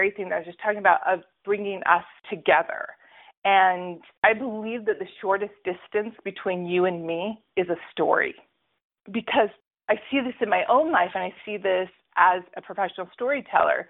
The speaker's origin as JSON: {"language": "English", "country": "United States", "tie": "born or raised there", "also_born_or_lived": "Utah", "moved": "yes", "lives_now": "Brooklyn, New York, United States", "said": "I was raised in Colorado and Alaska"}